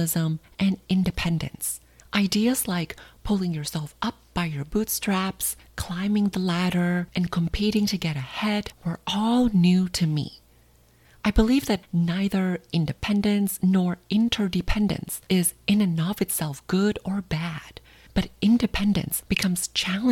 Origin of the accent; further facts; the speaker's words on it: Thailand; moved away as an adult; now in United States; growing up in Thailand